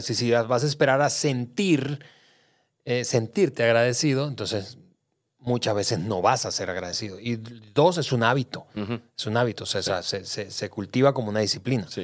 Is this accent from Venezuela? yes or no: yes; Venezuela; moved away as an adult; now in Mexico; yo nací, crecí en Venezuela, hace ya 13 años vivo en México